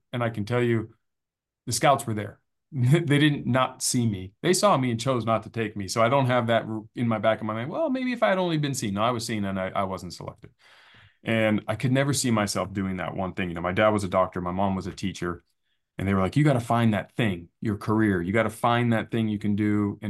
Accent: San Diego, California, United States; So growing up in Scripps Ranch was fun because in San Diego, it's filled with trees and it's like our version of country living in a big city.

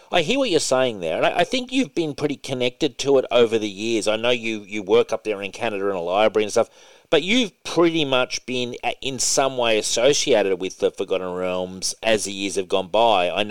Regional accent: Hobart, Tasmania, Australia; moved away; I came from Tassie originally. No, no, no. yeah. Hobart, Tasmania. Hobart, Tasmania. When I was growing up there

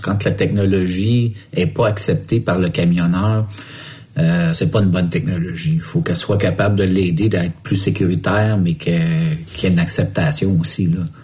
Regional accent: Montreal, Quebec, Canada; je viens de Montréal moi aussi

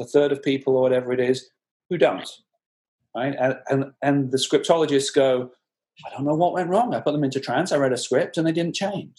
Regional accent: Blackburn, North West England, United Kingdom; born there; accent: soft Northern; No, I'm British. I was born in Blackburn in the Northwest.

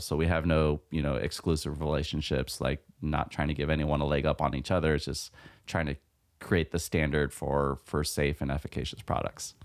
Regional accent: California, United States; born and raised in California, so it's like part of my blood

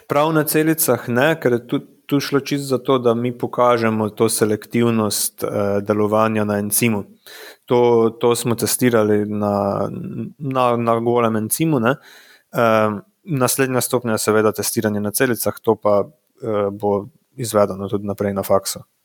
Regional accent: Radenci, Slovenia; now in Prekmurje, Slovenia; prihajam po rodu iz Radencev

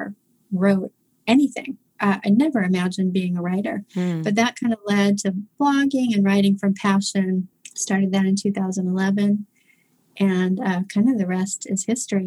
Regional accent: Oklahoma, United States; moved away as an adult; also born or lived in St. Louis, Missouri / Phoenix, Arizona; now in London, United Kingdom; I was actually born in St. Louis, raised in Oklahoma

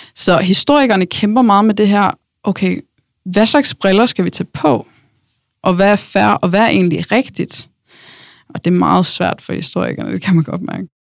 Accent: Norway; moved away as an adult; now in Denmark; jeg kommer fra Norge

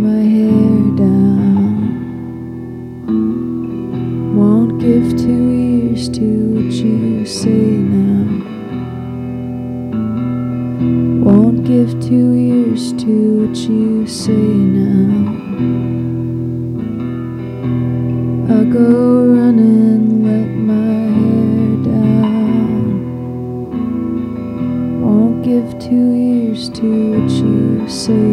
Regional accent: Boston, Massachusetts, United States; moved away as an adult; also born or lived in Iowa; now in Chicago, United States; after growing up in Boston, like moving to rural Iowa felt pretty crazy

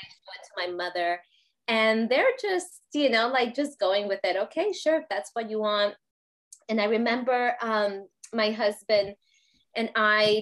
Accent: Puerto Rico; I grew up in Puerto Rico

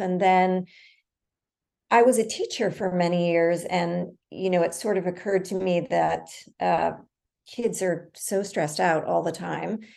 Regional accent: New York City, New York, United States; I grew up in the West Village in the like early seventies

